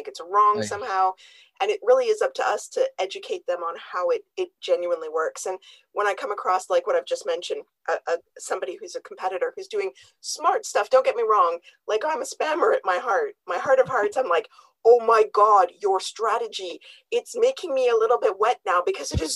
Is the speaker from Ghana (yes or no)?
no; Canada; I'm Canadian.